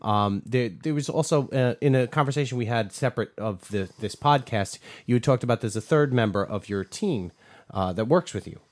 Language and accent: English; New York, United States; we're from New York